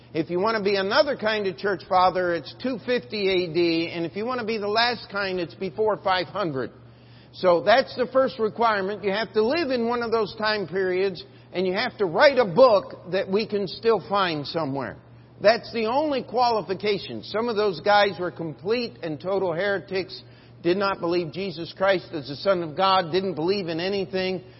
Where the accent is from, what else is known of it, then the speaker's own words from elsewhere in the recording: Maryland, United States; the church I grew up in in Maryland